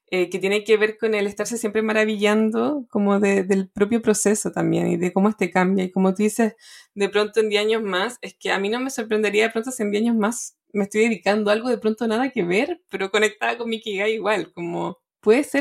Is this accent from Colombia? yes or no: no; Chile